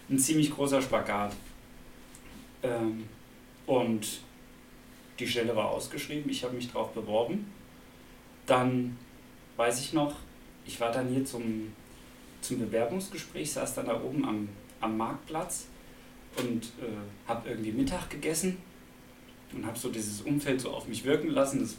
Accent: Braunfels, Hesse, Germany; now in Rastatt, Germany; Also, ähm, ich komme ja eigentlich aus Mittelhessen, aus der Nähe von Gießen, aus Braunfels.

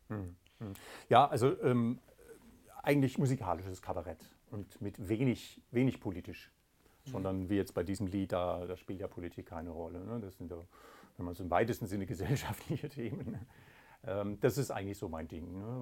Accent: Waldkirch, Baden-Württemberg, Germany; moved away as an adult; also born or lived in Karlsruhe; now in Gaggenau, Germany; ich bin äh, im Elstal aufgewachsen, in Waldkirch, ah, genauer gesagt

